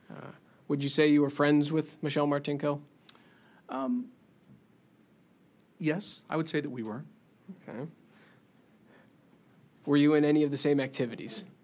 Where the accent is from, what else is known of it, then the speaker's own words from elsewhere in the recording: Cedar Rapids, Iowa, United States; in Cedar Rapids, Iowa.